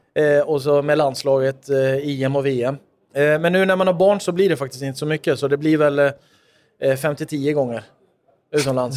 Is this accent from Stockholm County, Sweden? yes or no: yes; Stockholm, Stockholm County, Sweden; Jag är född och uppvuxen i Tensta